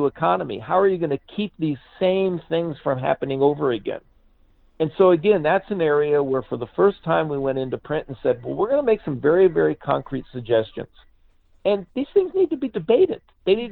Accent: United States; when I was growing up in the United States in the 50s and the 60s.

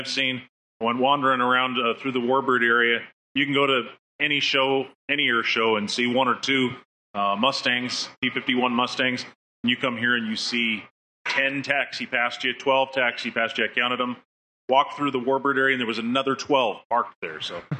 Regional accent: Fort Worth, Texas, United States; I'm from Fort Worth, Texas.

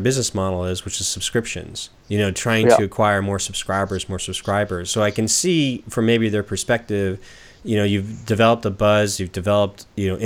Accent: Southern California, United States; now in Portland, United States; I'm from Southern California

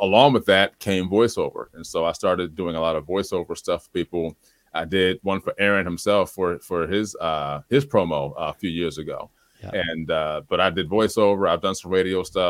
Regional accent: Trenton, New Jersey, United States; moved away as an adult; now in Delaware, United States; I was born and raised in Trenton, the capital city

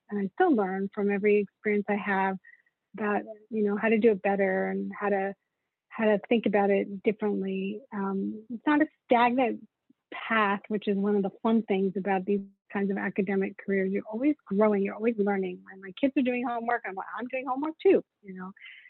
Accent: South Africa; now in United States; I mean, I'm an immigrant to this country. I came from South Africa and at a time where there were not a lot of opportunities.

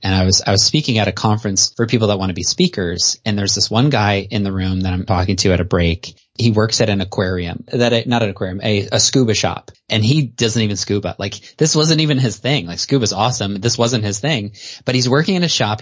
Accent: Canada; also born or lived in South Carolina; now in United States; I was raised in Canada and then I came to the States

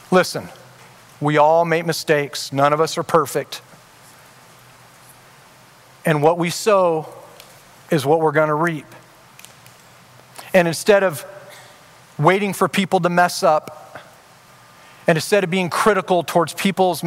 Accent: Orange County, California, United States; I grew up in Orange County

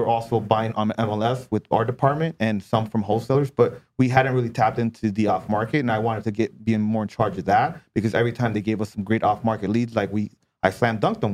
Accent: Southern California, United States; moved away as an adult; now in Hawaii, United States; I grew up in Southern California

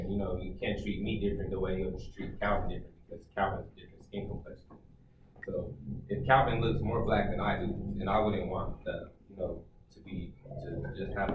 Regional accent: Ethiopia; now in Colorado, United States; I'm from Ethiopia. I'm, I'm originally from Ethiopia

